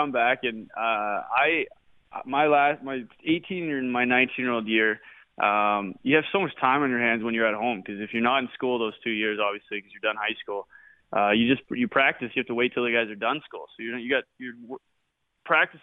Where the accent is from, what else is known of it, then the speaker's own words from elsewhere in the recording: Regina, Saskatchewan, Canada; played in Regina was because of my hometown